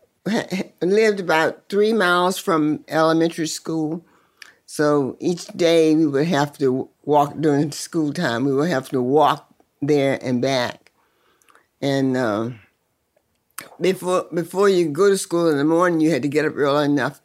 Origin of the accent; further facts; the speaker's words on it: Sutherland, Virginia, United States; also born or lived in King George, Virginia; I really grew up in Sutherland, Virginia